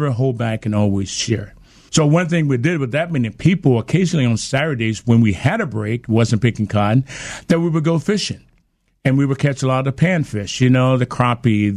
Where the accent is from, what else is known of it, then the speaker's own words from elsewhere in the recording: Alabama, United States; we had confrontations all the time growing up in Alabama with the racial issues